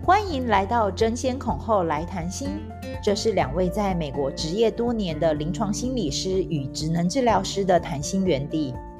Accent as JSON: {"language": "Chinese", "country": "Taiwan", "tie": "born or raised there", "moved": "as an adult", "lives_now": "United States", "said": "所以其实我小时候都被贴个标签，我是外省人"}